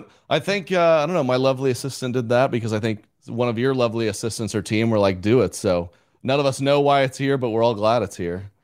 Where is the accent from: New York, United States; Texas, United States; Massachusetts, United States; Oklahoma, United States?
Oklahoma, United States; growing up in Oklahoma